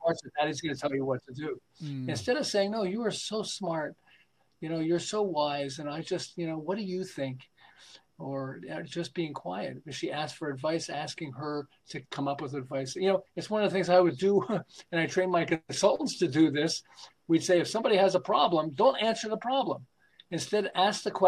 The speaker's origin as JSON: {"language": "English", "town": "Montreal", "region": "Quebec", "country": "Canada", "moved": "as an adult", "lives_now": "California, United States", "said": "I'm originally from Montreal"}